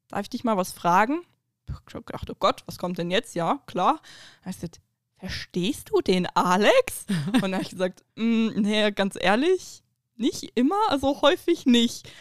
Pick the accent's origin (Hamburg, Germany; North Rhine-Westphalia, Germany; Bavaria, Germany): North Rhine-Westphalia, Germany; Duisburg; moved away; ich komme ja halt hier nicht aus der Gegend, äh, wie du ja anfangs gesagt hast. Ich bin in Duisburg geboren.